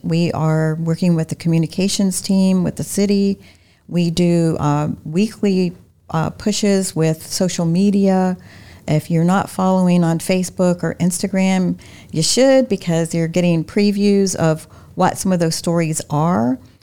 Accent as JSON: {"language": "English", "town": "Wilmington", "region": "North Carolina", "country": "United States", "tie": "born or raised there", "also_born_or_lived": "Florida", "moved": "yes", "lives_now": "Lakeland, United States", "said": "my hometown of Wilmington"}